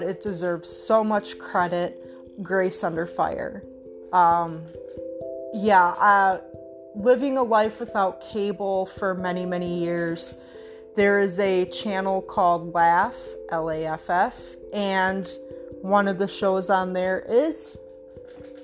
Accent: Wisconsin, United States; I'm from Wisconsin

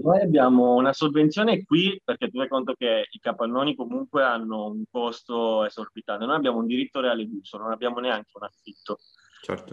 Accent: Sicily, Italy; moved away as an adult; now in Bologna, Italy; io sono siciliano

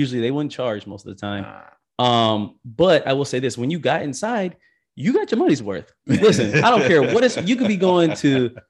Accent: Michigan, United States; moved away; I'm from Michigan

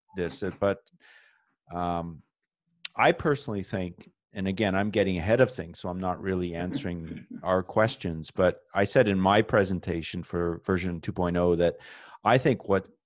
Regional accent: Canada; as a Canadian flying down to the United States

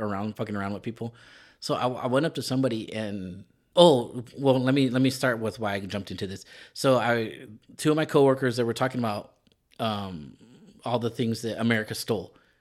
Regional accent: California, United States; accent: Mexican; being a Californian who doesn't speak Spanish

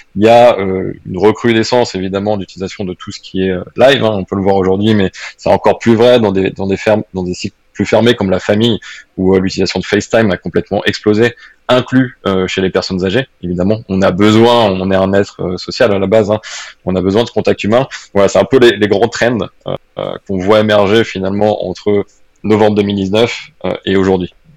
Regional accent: France; now in Switzerland; je parle en plus un petit peu plus en tant que Français

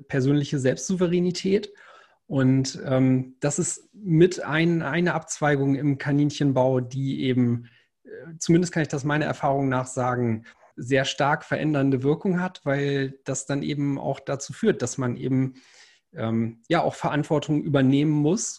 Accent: the North, Northern Germany, Germany; ich komme ja aus dem Norden

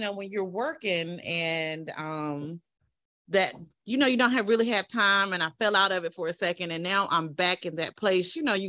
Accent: Eastern North Carolina, United States; But we're from Eastern North Carolina

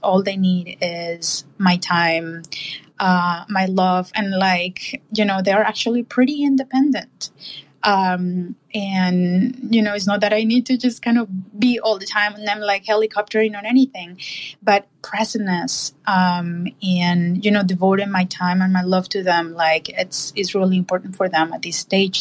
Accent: Colombia; moved away; I grew up in in Colombia.

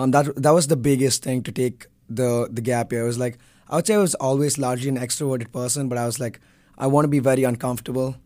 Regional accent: Bangalore, Karnataka, India; moved away as an adult; I'm from Bangalore, India

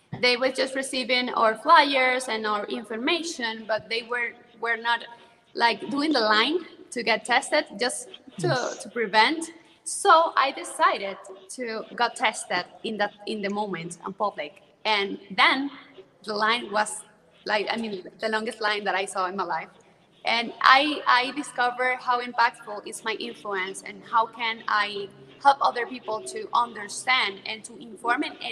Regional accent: Zulia, Venezuela; English is a second language; moved away as an adult; now in Caracas, Venezuela; Zulia State, which is the state that I was born

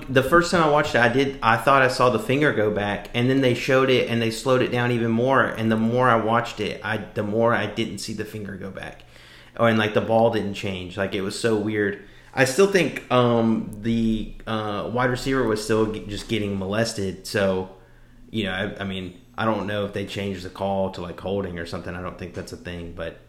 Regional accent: Louisiana, United States; You know that oh, don't worry, I'm just Cajun. You know that don't work. anywhere outside of, you know, Louisiana.

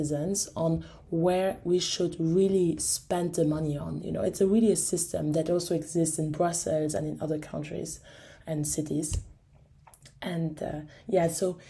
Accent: Luxembourg; I got asked at the age of 21 to run for the local elections in my hometown

